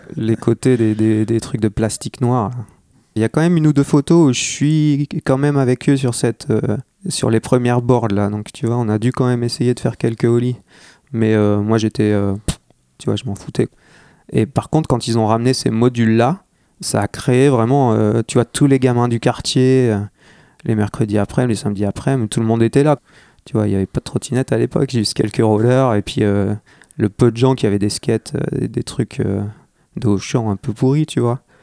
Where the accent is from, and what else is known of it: Armentières, Hauts-de-France, France; born or raised there; moved away